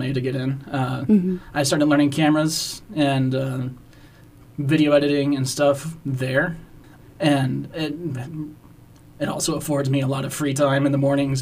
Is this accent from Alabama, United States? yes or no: yes; Huntsville, Alabama, United States; I'm from Huntsville.